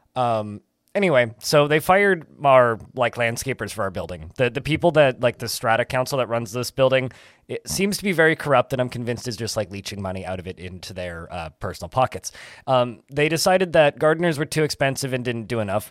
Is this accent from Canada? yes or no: yes; Canada; I'm Canadian.